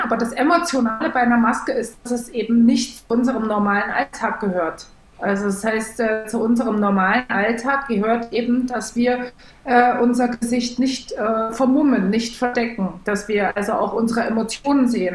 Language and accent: German; East Germany, Germany; ich komme aus Ostdeutschland, wo man die Nähe nicht so sucht zu Leuten.